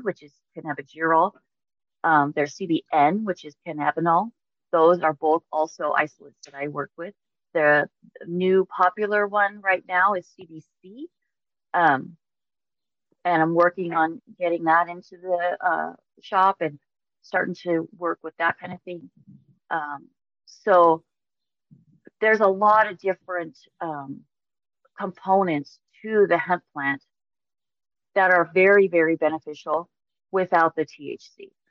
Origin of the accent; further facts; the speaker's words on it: Mojave Desert, California, United States; originally from the Mojave Desert in California. I grew up just south of Death Valley